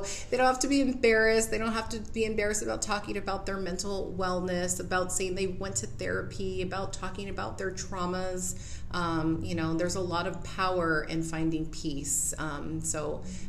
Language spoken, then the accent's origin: English; Whittier, California, United States; I was born and raised in Whittier.